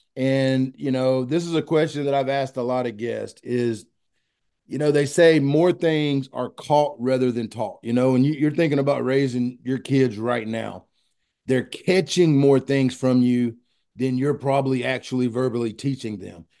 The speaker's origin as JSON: {"language": "English", "town": "Pearl", "region": "Mississippi", "country": "United States", "said": "I'm a boy from Pearl, Mississippi"}